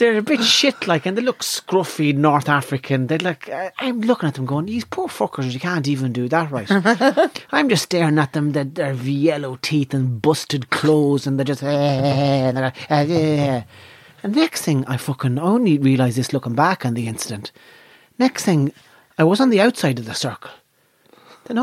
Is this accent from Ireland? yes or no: yes; Ireland; I'm from Nav